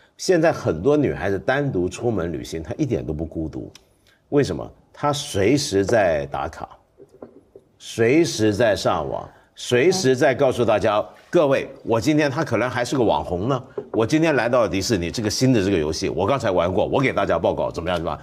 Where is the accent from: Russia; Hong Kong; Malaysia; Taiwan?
Hong Kong; 我们香港人不喝二锅头啊